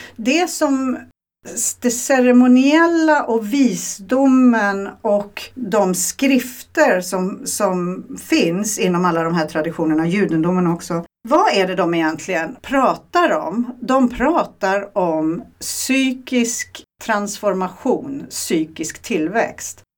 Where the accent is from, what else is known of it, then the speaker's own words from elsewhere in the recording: Sweden; moved away; jag är svensk i grunden